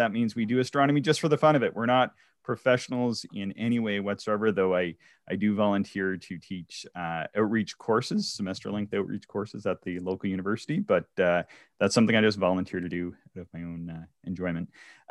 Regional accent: East Coast, United States; growing up on the East Coast where I'm from, it would be maybe once every 10 years you would get a snowfall like this in October.

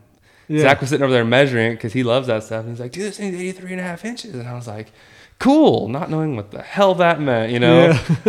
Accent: Red Bluff, California, United States; I live like right in the middle. I'm from Red Bluff.

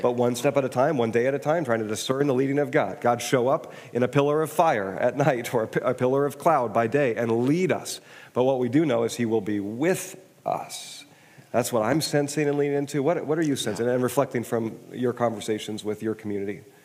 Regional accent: Kirkland, Washington, United States; also born or lived in Wisconsin; I grew up in Kirkland

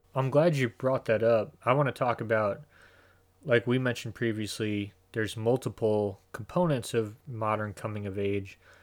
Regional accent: Illinois, United States; moved away as an adult; also born or lived in Idaho / Northern California; we're both from Illinois. We both grew up in the suburbs

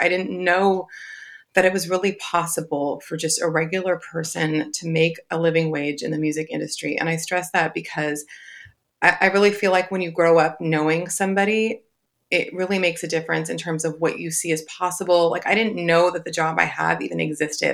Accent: Southern California, United States; also born or lived in Long Beach; I'm born and raised in Southern California

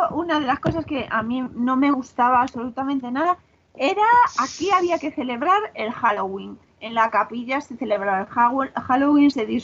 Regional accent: Spain; somos españoles y familias que les encanta

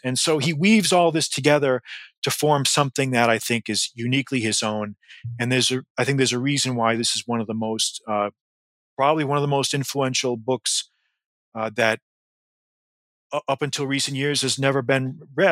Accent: Massachusetts, United States; I grew up in Massachusetts

